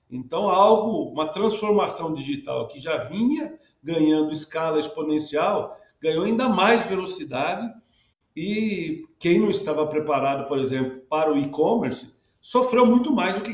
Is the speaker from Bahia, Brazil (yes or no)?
no; Santa Bárbara d'Oeste, São Paulo, Brazil; eu sou do interior do estado de São Paulo, lá de Santa Bárbara